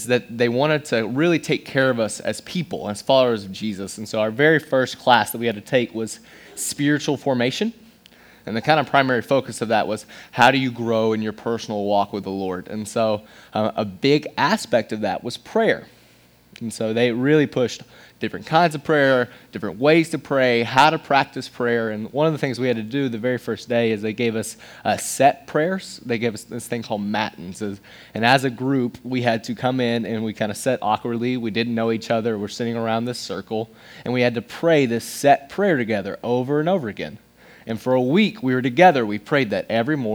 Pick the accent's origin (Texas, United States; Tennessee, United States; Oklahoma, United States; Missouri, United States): Tennessee, United States; Johnson City; moved away as an adult; also born or lived in Knoxville, Tennessee; now in Nashville, United States; I am from East Tennessee. I was born and raised. I was born in Knoxville, then moved in Johnson City, Tennessee.